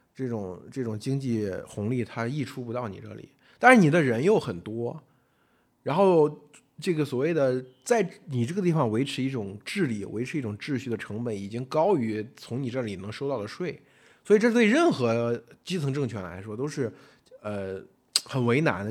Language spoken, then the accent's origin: Chinese; Henan, China; 作为河南人，其实很少吃鱼